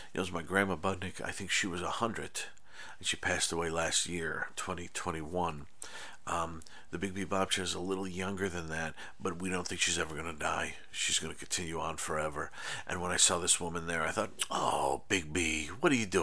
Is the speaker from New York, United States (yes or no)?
yes; Irondequoit, New York, United States; moved away as an adult; also born or lived in Ithaca, New York; now in Los Angeles, United States; I live in Los Angeles. I grew up in New York State.